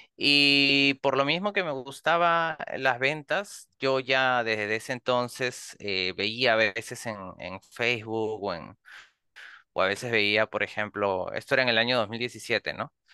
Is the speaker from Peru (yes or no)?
yes; Peru; soy de Perú